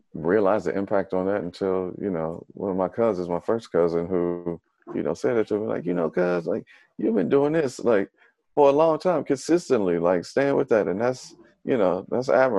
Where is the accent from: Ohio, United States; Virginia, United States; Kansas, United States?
Ohio, United States; Dayton; Originally from, born and raised in Dayton, Ohio, the birthplace of funk music